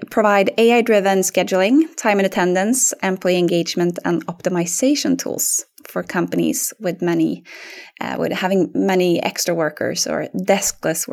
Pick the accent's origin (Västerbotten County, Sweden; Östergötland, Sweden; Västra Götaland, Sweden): Östergötland, Sweden; Linköping; accent: Östgötska; English is a second language; moved away; I'm originally from Linköping in Sweden, which you might not tell from my accent now since I speak English, but I have some Östgötska in it if we would speak Swedish.